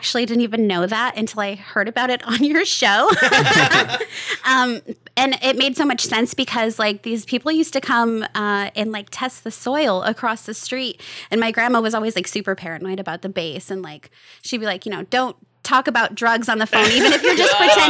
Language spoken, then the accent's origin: English; Rome, New York, United States; Yeah, I was born and raised in Rome, New York, and lived there most of my life until I went away to school.